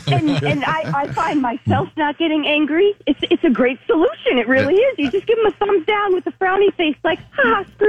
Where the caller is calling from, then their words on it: Boynton Beach, Florida, United States; calling from Boynton Beach.